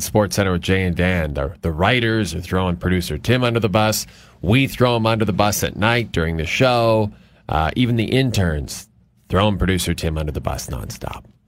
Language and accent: English; Athabasca, Alberta, Canada; born or raised there; moved away